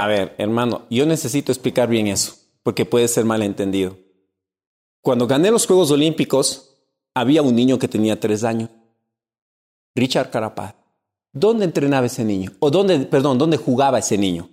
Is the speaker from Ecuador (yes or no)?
yes; Cuenca, Azuay, Ecuador; En mi tierra, Cuenca